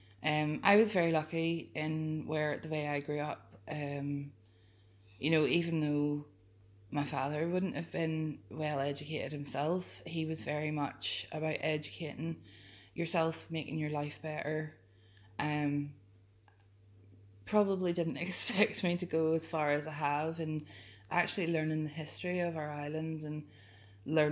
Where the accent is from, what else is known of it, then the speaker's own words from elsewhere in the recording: Ballyclare, Northern Ireland, United Kingdom; I grew up in Ballyclare.